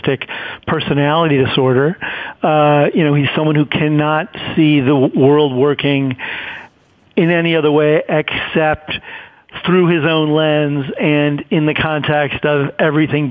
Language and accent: English; Chicago, Illinois, United States; I grew up in Chicago